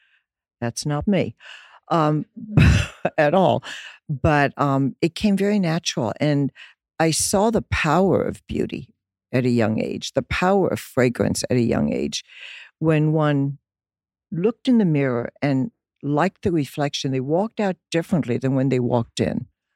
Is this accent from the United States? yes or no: no; Dublin, Leinster, Ireland; born there; I was born in Dublin, Ireland. My mother was German. My father, Irish.